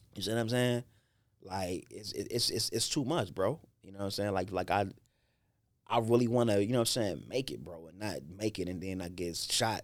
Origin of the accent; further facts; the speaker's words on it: Chicago, Illinois, United States; I grew up in Inglewood